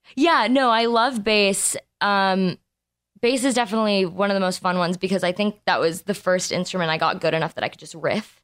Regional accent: Los Angeles, California, United States; We were born and raised here

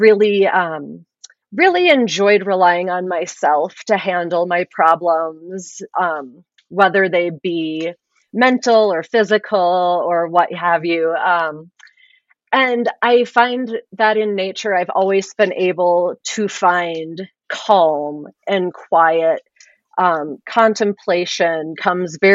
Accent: Grand Marais, Minnesota, United States; also born or lived in Durango, Colorado; I grew up between Durango and then Grand Marais up in northern Minnesota

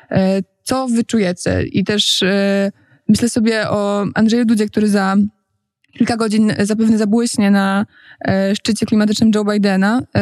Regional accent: Warsaw, Masovian Voivodeship, Poland; Okay, jestem z Warszawy

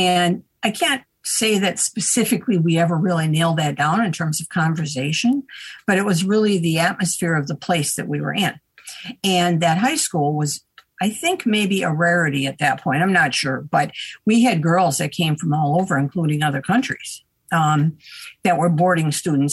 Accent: Little Falls, Minnesota, United States; I'm a Minnesota girl. Share my hometown with Charles Lindbergh

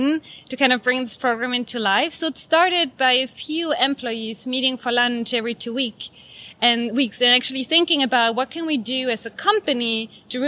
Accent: Germany; moved away; my home country, Germany

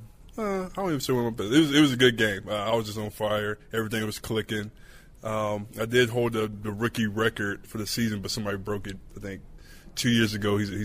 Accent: Oakboro, North Carolina, United States; moved away; That's my hometown

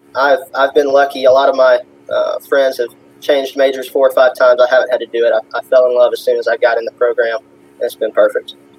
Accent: Jackson County, Georgia, United States; So, I grew up in a little town called Houston, Georgia, kind of nobody's heard of it, but it's in Jackson

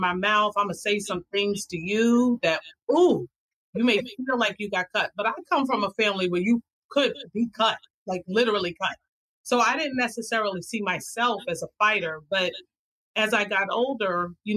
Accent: Brooklyn, New York, United States; I am a girl from Brooklyn.

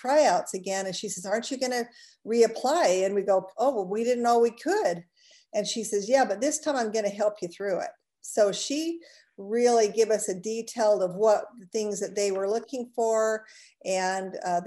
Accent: Utah, United States; also born or lived in St. George, Utah; We're both originally from Utah, but a different part of Utah

